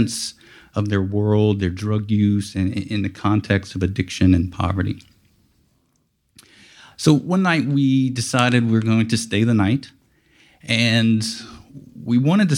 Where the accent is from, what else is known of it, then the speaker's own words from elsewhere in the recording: Lafayette, Louisiana, United States; I'm from Lafayette, Louisiana, not too far from here